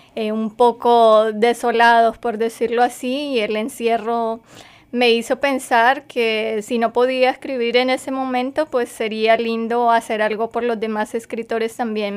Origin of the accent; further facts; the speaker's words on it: Colombia; moved away as an adult; now in United States; yo soy escritora colombiana